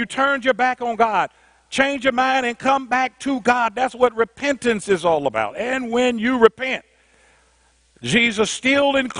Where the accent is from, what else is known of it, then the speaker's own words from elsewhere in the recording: Indianapolis, Indiana, United States; I'm from Indianapolis. At the time, we were the 12th largest city in the nation